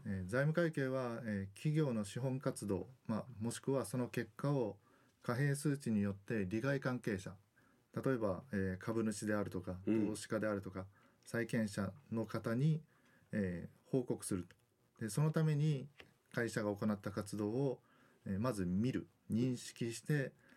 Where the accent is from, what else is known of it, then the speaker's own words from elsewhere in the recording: Kitakyushu, Fukuoka, Japan; moved away as an adult; also born or lived in Osaka; now in Okinawa, Japan; 私は福岡県の北九州市の出身でで高校までは北九州におりました